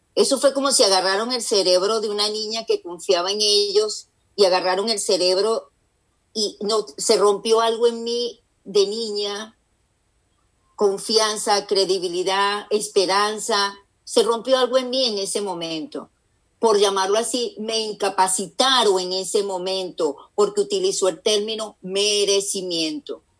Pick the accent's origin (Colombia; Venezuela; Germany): Venezuela; now in United States; yo estoy casada con un americano, vivo aquí en Estados Unidos, yo soy venezolana